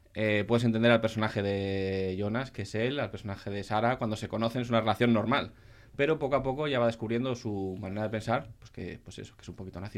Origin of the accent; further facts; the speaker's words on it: Asturias, Spain; Yo como buen asturiano